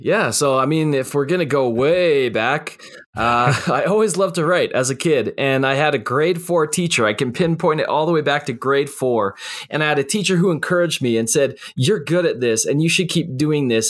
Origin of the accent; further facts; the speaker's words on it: Canada; I'm a Canadian